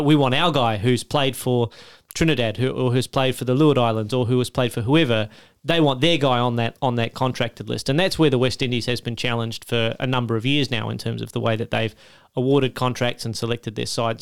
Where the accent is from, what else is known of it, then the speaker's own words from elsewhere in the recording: Australia; as an Australian